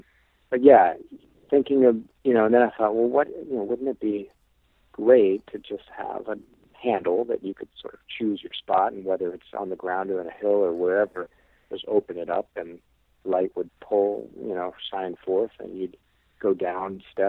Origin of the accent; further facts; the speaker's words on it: Illinois, United States; I came from Illinois. There's no hills there.